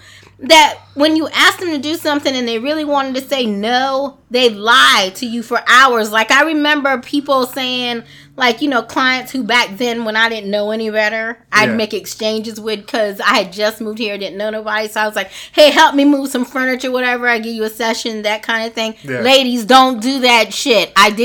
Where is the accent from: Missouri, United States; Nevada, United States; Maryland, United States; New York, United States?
Maryland, United States; near Ocean City; moved away as an adult; also born or lived in Baltimore, Maryland; now in Atlanta, United States; I grew up fairly close to Ocean City, Maryland, so I'm a beach girl.